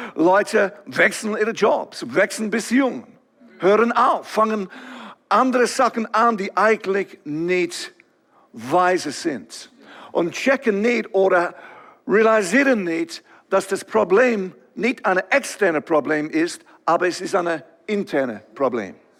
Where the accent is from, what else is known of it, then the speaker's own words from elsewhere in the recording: England, United Kingdom; German is a second language; now in Switzerland; ich komme ursprünglich von England, ihr werdet das erkennen, irgendwie von meinem Akzent